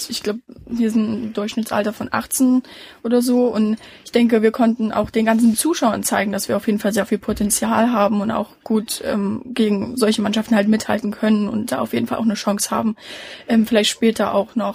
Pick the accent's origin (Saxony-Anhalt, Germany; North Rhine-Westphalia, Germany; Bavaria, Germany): Saxony-Anhalt, Germany; Merseburg; also ich komme nicht aus Halle, ich komme aus Merseburg